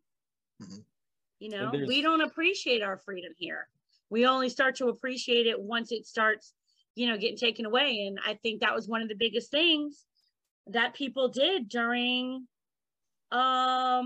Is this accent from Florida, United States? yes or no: yes; South Florida, United States; moved away as an adult; also born or lived in Louisiana; now in Sandy Springs, United States; Louisiana, raised in South Florida